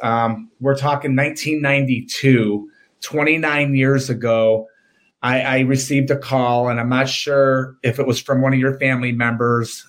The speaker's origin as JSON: {"language": "English", "town": "Oak Park", "country": "United States", "tie": "born or raised there", "said": "we grew up in Oak Park"}